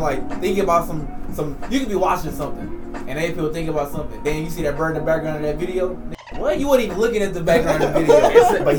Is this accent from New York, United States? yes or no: no; Houston, Texas, United States; also born or lived in College Station, Texas; I'm from Houston.